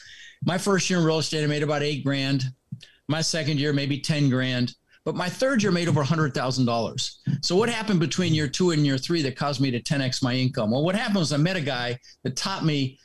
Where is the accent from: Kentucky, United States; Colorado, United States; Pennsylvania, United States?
Colorado, United States; Denver; also born or lived in Netherlands; Ended up in Denver, Colorado